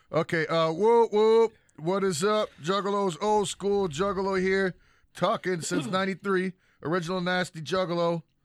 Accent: California, United States; And I'm from California.

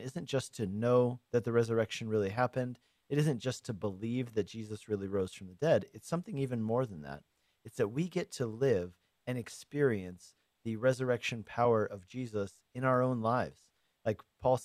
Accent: Denver, Colorado, United States; moved away as an adult; also born or lived in Hungary / Longmont, Colorado; I grew up in Denver

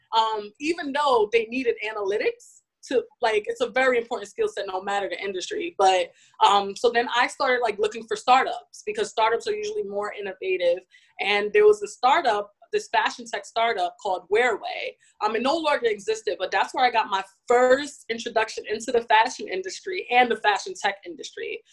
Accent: New York City, New York, United States; born and raised in New York City, specifically Bronx

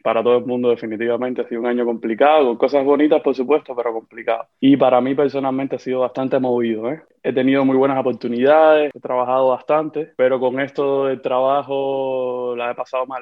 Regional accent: Cuba; moved away as an adult; also born or lived in Haiti; yo salí de Cuba, ya, ya van a ser casi dos años

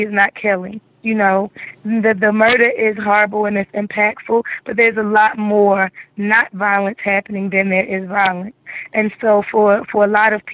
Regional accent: Baltimore, Maryland, United States; East Baltimore, Bel Air and Erdman, where I grew up in Zone 16

